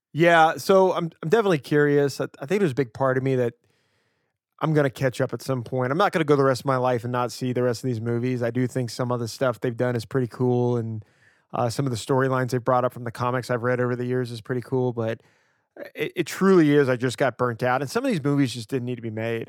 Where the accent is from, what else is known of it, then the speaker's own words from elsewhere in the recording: Louisiana, United States; now in Portland, United States; growing up in Louisiana